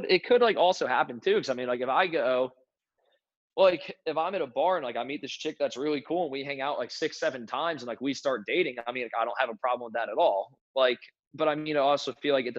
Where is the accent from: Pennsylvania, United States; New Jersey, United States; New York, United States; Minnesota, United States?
New Jersey, United States; moved away as an adult; also born or lived in Connecticut / South Carolina; now in North Carolina, United States; I grew up in New Jersey.